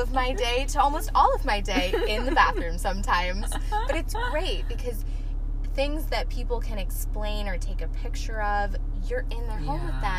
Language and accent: English; Gilbert, Arizona, United States; moved away as an adult; also born or lived in Omaha, Nebraska; now in Tucson, United States; From Arizona, Gilbert.